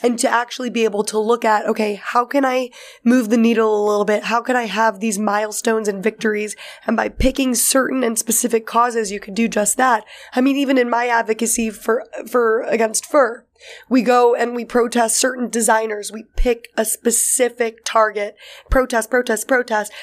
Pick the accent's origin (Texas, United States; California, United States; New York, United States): New York, United States; New York City; growing up in New York City